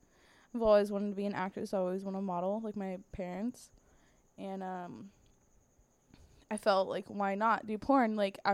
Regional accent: Sarasota, Florida, United States; also born or lived in Bradenton / Tampa / Daytona; the area I grew up in Sarasota, Bradenton. I lived in Tampa. I've lived in Daytona. I've lived all around Florida.

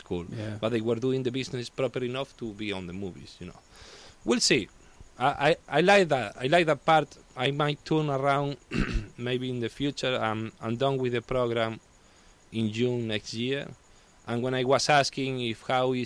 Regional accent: Spain; English is a second language; moved away as an adult; also born or lived in Italy; now in United States

